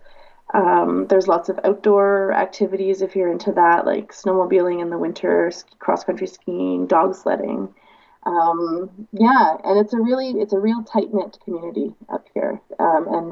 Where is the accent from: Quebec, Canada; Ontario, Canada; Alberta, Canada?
Ontario, Canada; London; moved away as an adult; now in Dawson City, Canada; I'm from London, Ontario originally